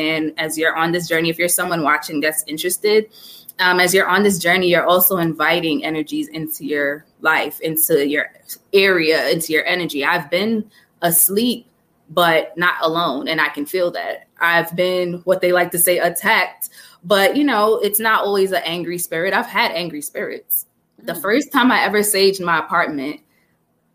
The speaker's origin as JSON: {"language": "English", "country": "Jamaica", "said": "growing up Jamaican"}